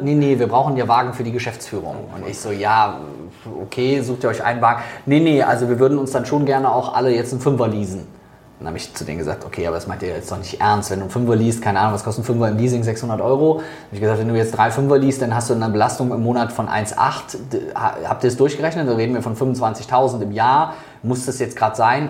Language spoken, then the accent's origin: German; Germany; also born or lived in Netherlands; bei uns in Deutschland